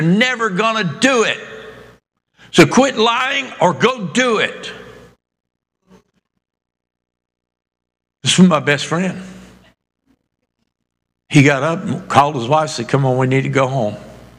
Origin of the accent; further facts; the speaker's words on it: Boston, Massachusetts, United States; born there; also born or lived in New Hampshire / Maine; because I was born in Boston, but I lived almost 8 years of my childhood, even though I moved like 20 times before I even graduated high school, but about almost 8 years of my life in Massachusetts and New Hampshire, Maine, that area.